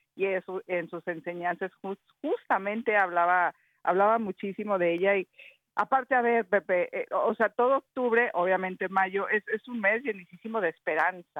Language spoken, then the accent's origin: Spanish; Mexico